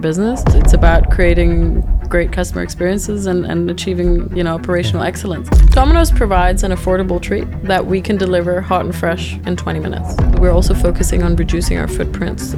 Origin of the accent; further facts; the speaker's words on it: Dubai, United Arab Emirates; moved away as an adult; also born or lived in Croatia / Azerbaijan; now in Denmark; So I grew up in Dubai and I lived there for some 20 years